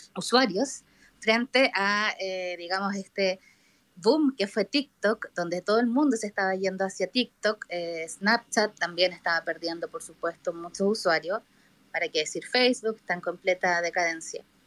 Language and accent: Spanish; Chile; soy de Chile